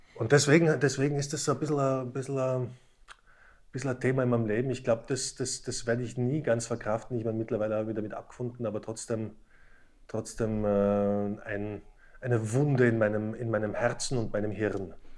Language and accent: German; Slovakia; moved away; also born or lived in Tyrol; wir sind ja beide gebürtige Slowaken